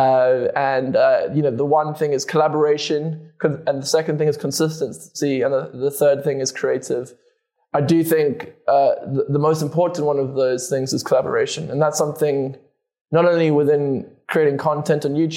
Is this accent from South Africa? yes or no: yes; South Africa; I'm originally from South Africa. That's where I grew up.